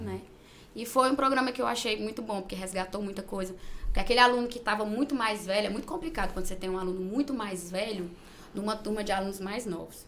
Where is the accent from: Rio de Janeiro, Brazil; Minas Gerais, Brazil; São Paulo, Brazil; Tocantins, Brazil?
Tocantins, Brazil; Gurupi; eu nasci mesmo em Gurupi, sou gurupiense da Gema